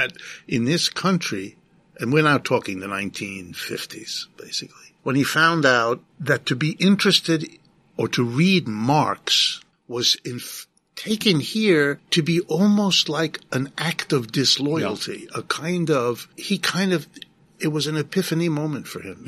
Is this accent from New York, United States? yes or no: yes; New Rochelle, New York, United States; I grew up in New Rochelle, half an hour from here